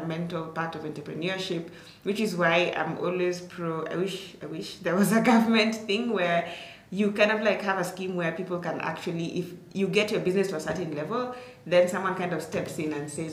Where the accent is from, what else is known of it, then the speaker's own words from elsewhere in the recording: Turbo, Uasin Gishu County, Kenya; So I come from Turbo. Turbo is like maybe, depending on how fast you're driving, like maybe, let's say 20 to, I'd say like 30 to like 40 minutes from Eldoret town